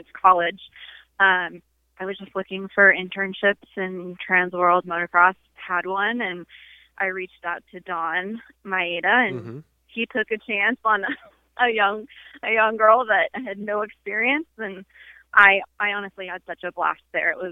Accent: Hemet, California, United States; I grew up in California, in a tiny little town called Hemet

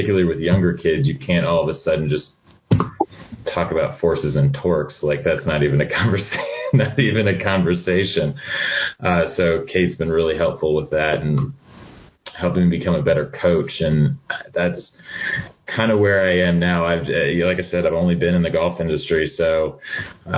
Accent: northern New Jersey, United States; I grew up in New Jersey, northern New Jersey, actually about 10 or 12 miles west of Manhattan

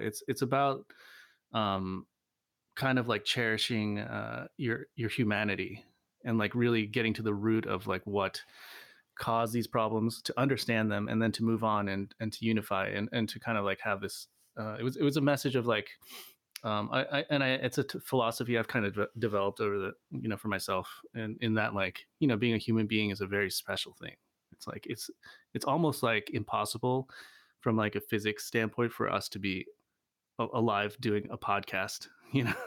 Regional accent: Virginia, United States; moved away; also born or lived in Seattle, Washington / Ithaca, New York; I grew up in Virginia, um, also upstate New York, Ithaca

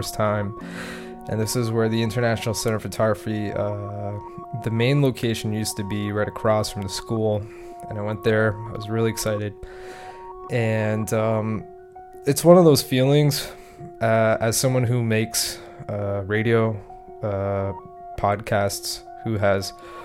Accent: Canada; also born or lived in Montreal; as a Canadian, as a resident in Canada

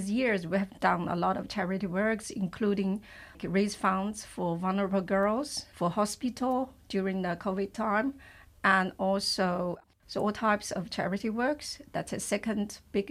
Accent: China; moved away as an adult; now in Luxembourg; I'm originally from China. I came to Luxembourg with my work in 2008

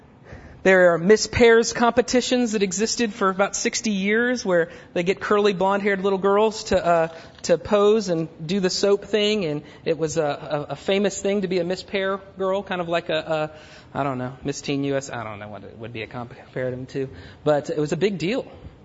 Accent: Germany; born there; I grew up in all that kind of world, crossing cultures. I was born in Germany, all this other stuff.

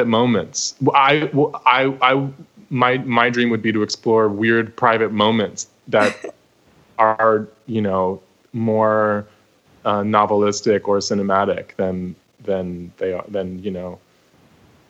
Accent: New York, United States; I'm also from New York

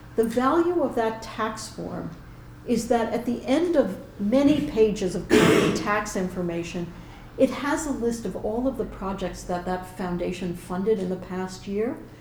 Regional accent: New York, United States; moved away as an adult; now in Edinburgh, United Kingdom; a Jew from New York

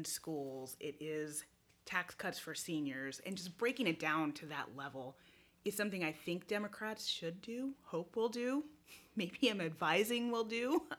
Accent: Oregon, United States; moved away as an adult; I got my start in Oregon. That's where I grew up.

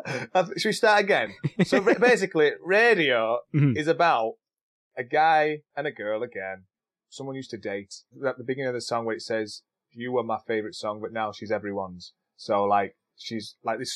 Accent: Scotland, United Kingdom

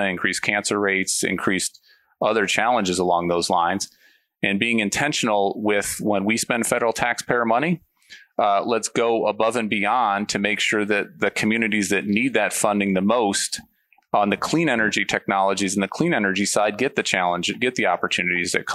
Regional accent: Illinois, United States; I grew up in a steel mill community in a small town in Illinois, a very polluted place

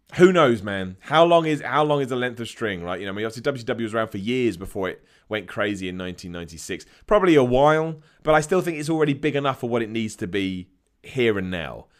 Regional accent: United Kingdom; I'm from Britain

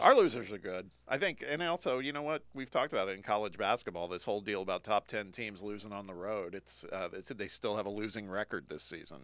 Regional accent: Indiana, United States; my home state

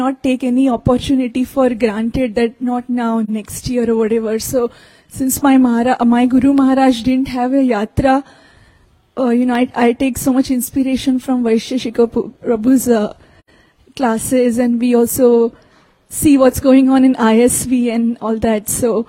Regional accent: Atlanta, Georgia, United States; I'm from the Atlanta area

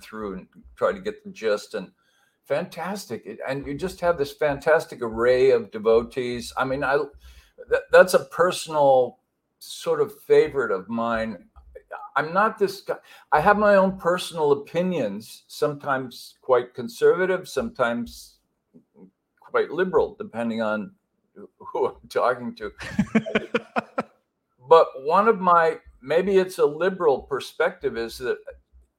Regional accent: Pasadena, California, United States; I grew up in Southern California in a Los Angeles suburb called Pasadena

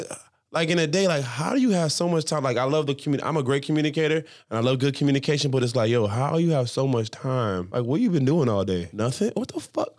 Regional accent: Jamaica; I'm Jamaican

